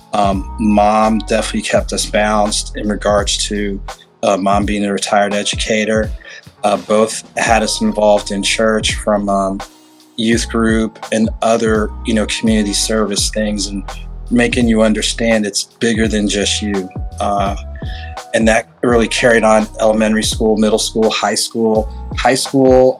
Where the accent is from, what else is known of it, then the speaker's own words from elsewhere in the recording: New Jersey, United States; also born or lived in Bloomington, Illinois / Morris County, New Jersey / Ocean Township, New Jersey; Bloomington, Illinois, native, grew up in the state of New Jersey for elementary, middle, and high school